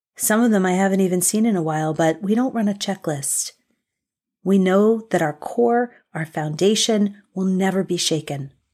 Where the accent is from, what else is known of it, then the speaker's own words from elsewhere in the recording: United States; as an American